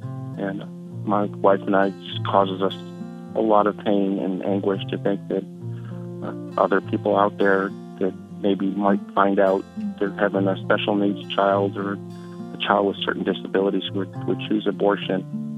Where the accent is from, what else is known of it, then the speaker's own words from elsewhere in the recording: Louisiana, United States; I'm from Louisiana